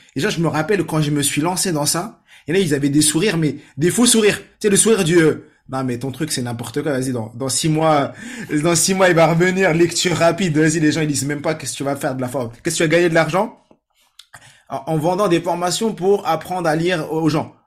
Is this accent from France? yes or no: yes; France; je suis né en France, mais euh, famille nombreuse, 6 sœurs, famille marocaine